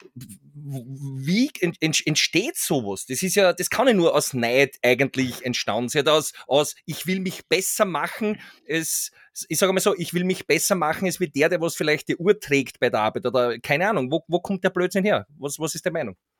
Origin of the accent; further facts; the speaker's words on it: Austria; bei uns in Österreich